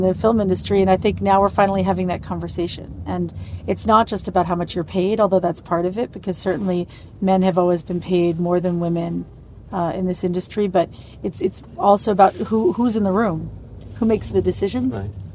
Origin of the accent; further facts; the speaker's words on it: New York, United States; moved away as an adult; also born or lived in Leipzig, Germany; now in Berlin, Germany; I'm a New Yorker